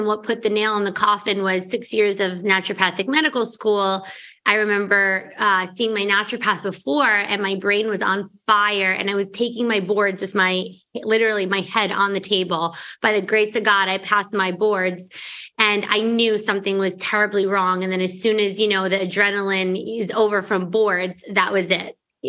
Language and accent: English; New York, United States; also born or lived in Arizona; cause I'm from New York. So when I was in Arizona for medical school, I moved back to New York to start my practice.